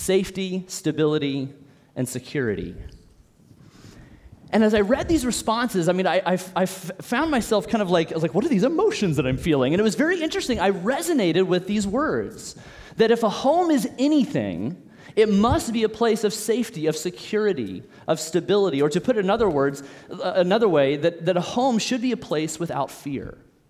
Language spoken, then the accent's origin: English; Olathe, Kansas, United States; moved away as an adult; I'm an O-Town original, which means I grew up here in Olathe. I'm born and raised here